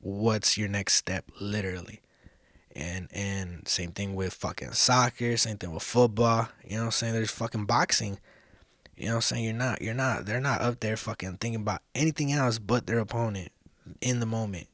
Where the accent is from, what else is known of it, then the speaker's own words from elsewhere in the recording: Los Angeles, California, United States; also born or lived in South Central, Los Angeles; I'm originally from East Hollywood. That's where I fucking, that's where I grew up. That's where I was raised.